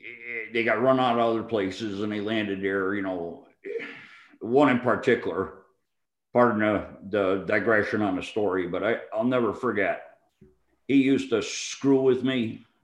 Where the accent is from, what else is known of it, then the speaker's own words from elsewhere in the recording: New England, United States; Well, I grew up in New England. I was willing to go back to there because I was the closest to home